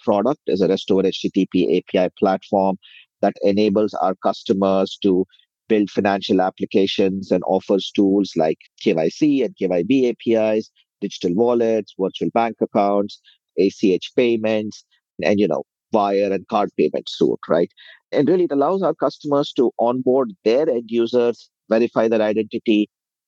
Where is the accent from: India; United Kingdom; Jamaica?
India; moved away as an adult; now in United States; I grew up in India, came over to the US about 18, 19 years ago as a software engineer